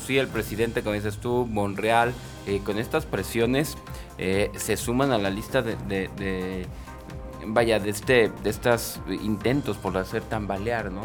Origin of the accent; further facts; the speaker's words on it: Mexico; nosotros mexicanos